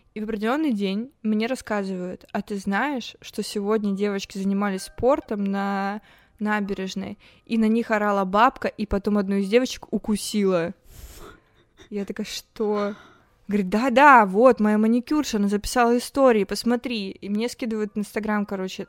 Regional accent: Toguchin, Novosibirsk Oblast, Russia; А я э, из Тагучина. Это маленький город в Сибири.

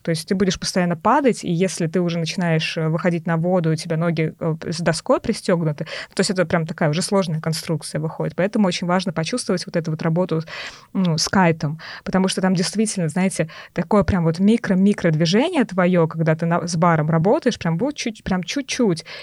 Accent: Tolyatti, Samara Oblast, Russia; я из Тольятти, Тольятти

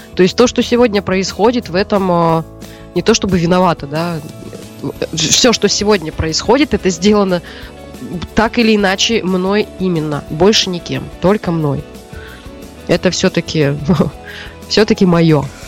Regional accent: Siberia, Russia; moved away; родилась и выросла в Сибири

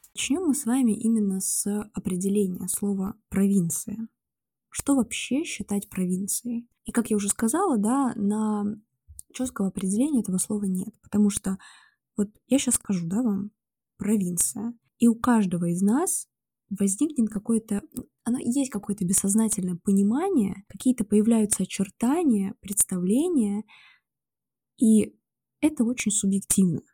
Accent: Rostov-on-Don, Rostov Oblast, Russia; also born or lived in Saint Petersburg; Я из Ростова-на-Дону

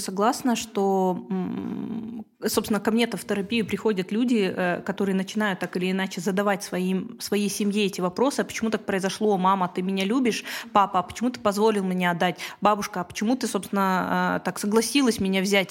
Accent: Kazakhstan; first language Russian; я не казашка, русскоязычка, но а, родилась и живу в Казахстане

